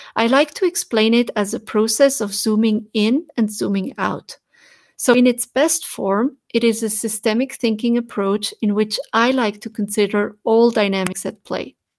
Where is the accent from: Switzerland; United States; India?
Switzerland; as a child when Growing up in Switzerland